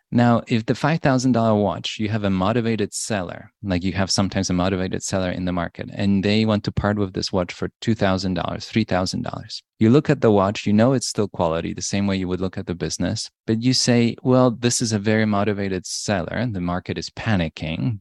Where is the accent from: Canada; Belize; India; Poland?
Poland; moved away; I was born in Poland. In nineteen eighty, it was a very different time in Poland.